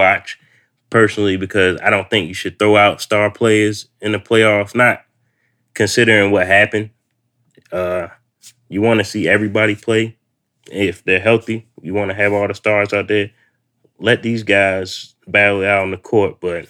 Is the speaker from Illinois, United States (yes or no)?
no; Baltimore, Maryland, United States; moved away; I'm originally from Baltimore.